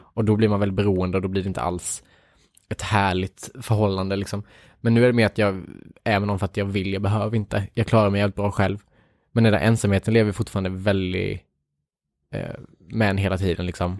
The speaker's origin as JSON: {"language": "Swedish", "town": "Värnamo", "region": "Jönköping County", "country": "Sweden", "tie": "born or raised there", "moved": "yes", "said": "hela min uppväxt liksom i Värnamo"}